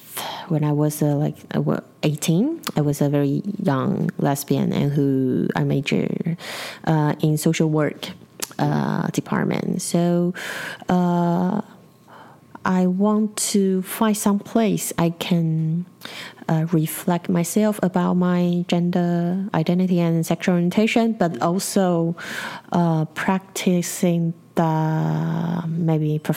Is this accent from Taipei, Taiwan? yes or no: yes; Taipei, Taiwan; in Taipei City, where I was born